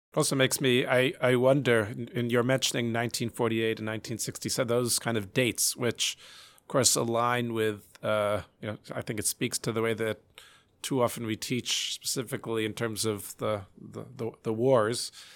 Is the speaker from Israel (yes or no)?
no; United States